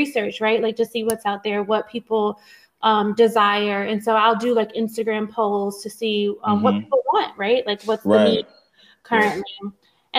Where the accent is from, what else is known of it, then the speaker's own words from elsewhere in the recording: Newport News, Virginia, United States; I come from Newport News, Virginia. I grew up in public housing.